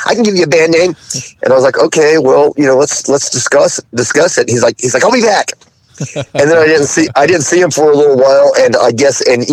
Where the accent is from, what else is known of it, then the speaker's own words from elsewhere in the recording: Fayetteville, Arkansas, United States; moved away; also born or lived in San Francisco, California; I was growing up in Fayetteville, Arkansas